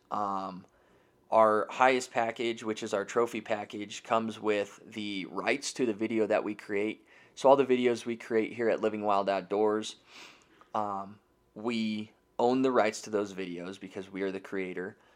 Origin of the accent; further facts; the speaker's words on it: Denver, Colorado, United States; now in Loveland, United States; I was born and raised right here in the Denver metro area, so I am a real native.